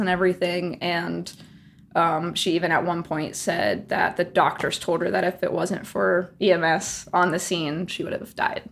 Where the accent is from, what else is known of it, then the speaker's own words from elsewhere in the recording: Ohio, United States; moved away as an adult; also born or lived in Nashville / Los Angeles; now in New Jersey, United States; originally from Ohio. Spent all of my adolescent years growing up, high school, all